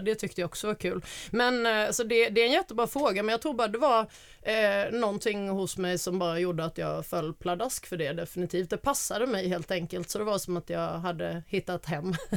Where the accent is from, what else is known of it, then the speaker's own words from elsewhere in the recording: Alvesta, Kronoberg County, Sweden; accent: Småland dialect; moved away; jag är eh, född och uppvuxen i Småland, eh, Småland småländska skogarna, i en liten by som heter Alvesta